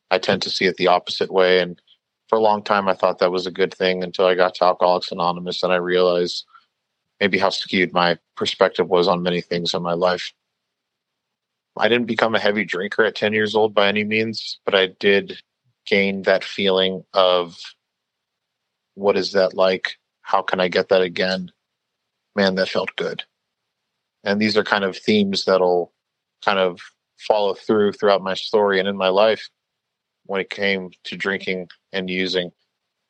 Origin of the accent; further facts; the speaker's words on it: Long Beach, California, United States; the neighborhood that I grew up in here in Long Beach.